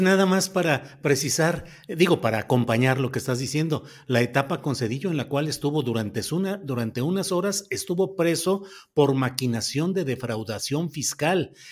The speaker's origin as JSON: {"language": "Spanish", "region": "Coahuila", "country": "Mexico", "tie": "born or raised there", "moved": "yes", "said": "mi tierra que estoy distante, pero finalmente también mi tierra nativa que es Coahuila"}